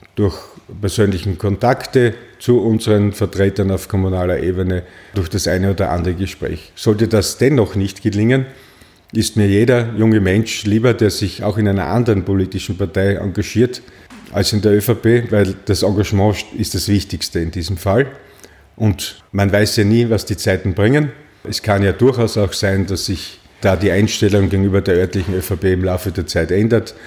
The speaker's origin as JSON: {"language": "German", "town": "Graz", "region": "Styria", "country": "Austria", "tie": "born or raised there", "also_born_or_lived": "Klagenfurt, Carinthia", "said": "sechs Wochen später war ich auch schon wieder in Graz und bin seither in Graz"}